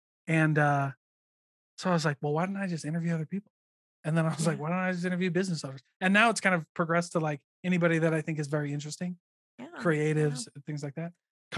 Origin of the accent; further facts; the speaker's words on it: Midwest, United States; I mean, I guess it's an everywhere game, but I grew up in the Midwest.